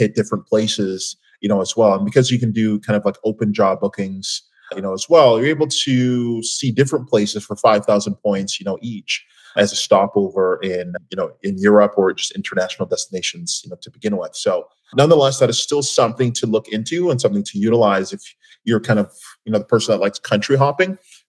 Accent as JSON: {"language": "English", "country": "Canada", "said": "Coming from, you know, being a Canadian, to begin with, we don't have many options as just, you know, Canadian carriers."}